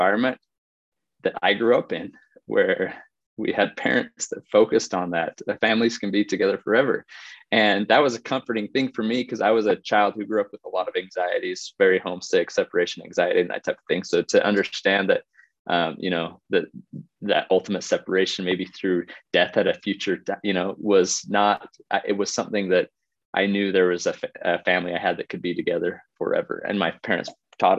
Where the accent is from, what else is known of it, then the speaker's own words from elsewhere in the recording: Utah, United States; also born or lived in South Bend, Indiana / Washington, D.C.; We were raised here in Utah